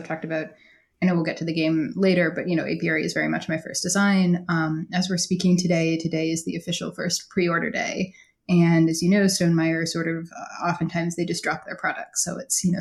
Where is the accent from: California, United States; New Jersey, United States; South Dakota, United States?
South Dakota, United States; moved away as an adult; I actually grew up in South Dakota, which is not kind of in the middle part of the United States